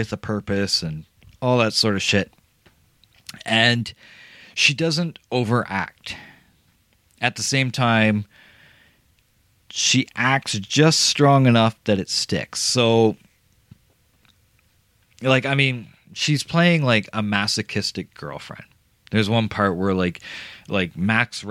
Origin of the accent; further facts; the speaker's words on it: Canada; I'm Canadian